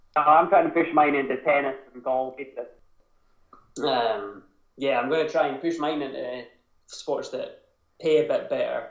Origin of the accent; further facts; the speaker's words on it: Scotland, United Kingdom; accent: Scottish twang; moved away as an adult; also born or lived in Boston; ourselves as British people or Scottish people